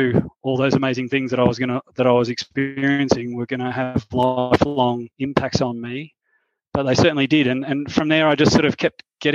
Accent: Queensland, Australia; moved away as an adult; my home state of Queensland

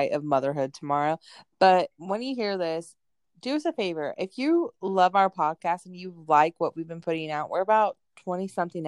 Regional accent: North Carolina, United States; I come from North Carolina

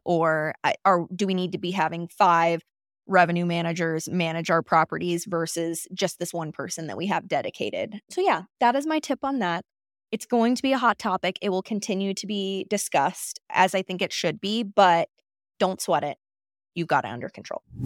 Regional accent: Florida Panhandle, United States; moved away as an adult; also born or lived in Jackson Hole, Wyoming; now in Jackson, United States; I'm actually from the Panhandle of Florida

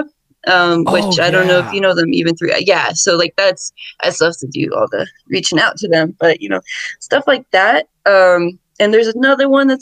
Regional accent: Connecticut, United States; now in Albuquerque, United States; I grew up in Connecticut

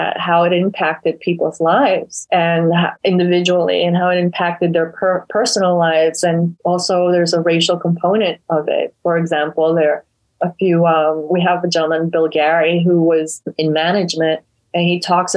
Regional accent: Ecuador; moved away; We're all from Ecuador.

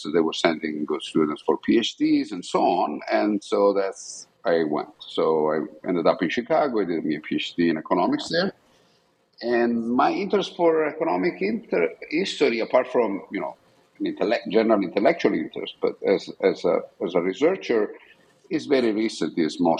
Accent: Bucinasco, Lombardy, Italy; also born or lived in Milan; I was born in Milan, Italy, and I grew up in a small town outside Milan, which is called Bucinasco, which is mostly known for the mafia presence, which started in the 70s and 80s.

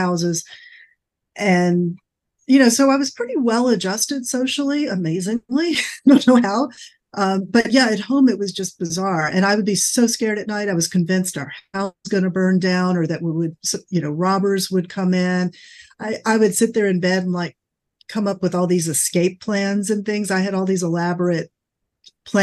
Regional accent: Atlanta, Georgia, United States; moved away; also born or lived in New York City; growing up in Atlanta, even though I lived in the city

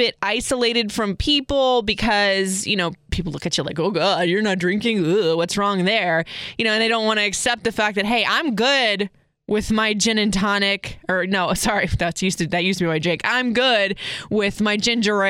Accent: Florida, United States; Seminole High when I grew up in Florida

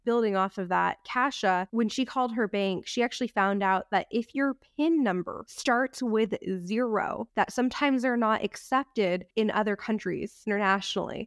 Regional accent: United States; we're American

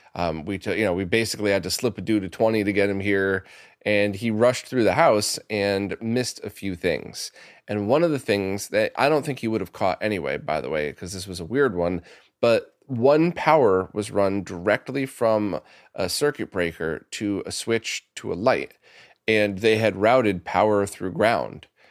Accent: New York City, New York, United States; I grew up around the New York City area

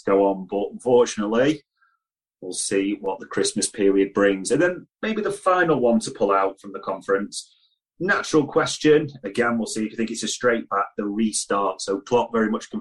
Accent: England, United Kingdom; as an Englishman

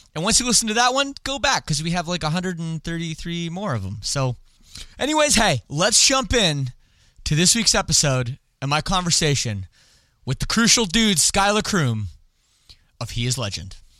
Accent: Canada; I don't speak French despite being Canadian

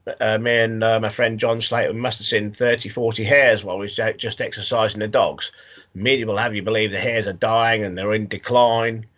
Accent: the Fens, East of England, United Kingdom; I'm born and bred on the Fens, which is probably one of the greatest hunting areas in the UK

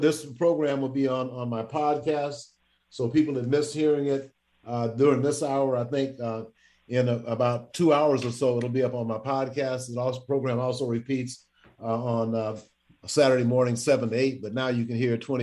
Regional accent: Louisiana, United States; I'm from Louisiana.

